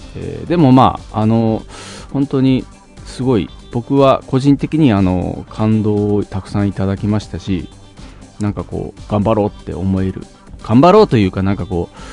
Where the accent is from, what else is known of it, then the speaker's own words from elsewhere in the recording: Fukuoka, Japan; now in Tokyo, Japan; 福岡出身なんであのソフトバンクホークスをめちゃくちゃ応援してて